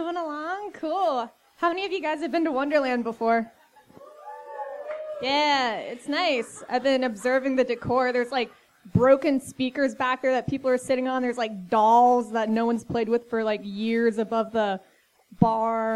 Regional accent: Fairmont, West Virginia, United States; moved away; I was born in West Virginia

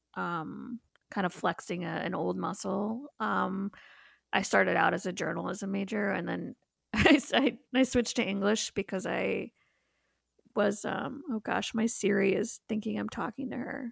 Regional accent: Mundelein, Illinois, United States; moved away; I'm from Mundelein, Illinois

